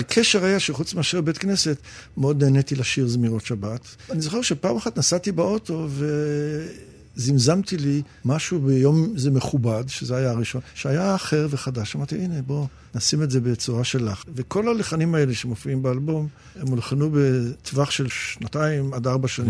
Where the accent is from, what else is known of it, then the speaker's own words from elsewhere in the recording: Israel; also born or lived in England; עלינו ארצה מאנגליה כשהייתי בן שבע